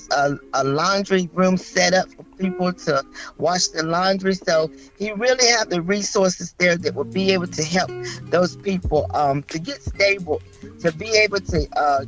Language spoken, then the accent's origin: English; Bedford, Virginia, United States; moved away as an adult; now in Greenville, United States; I am from Bedford, Virginia. I had moved to Greenville, South Carolina back in 2000